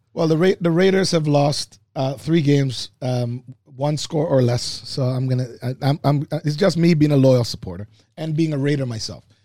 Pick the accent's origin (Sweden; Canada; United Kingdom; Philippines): Canada; Oakville, Ontario; I grew up in Oakville